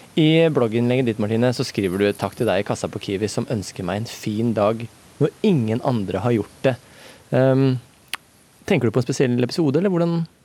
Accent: Norway; ute på Sigrud, der jeg er fra

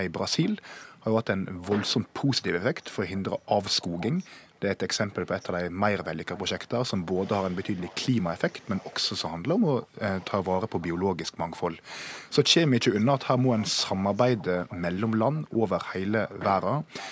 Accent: Gjengedalsvassdraget area, Vestland, Norway; der jeg kommer fra, så var det jo forslag om å bygge ut kraft i det som heter Gjengedalsvassdraget

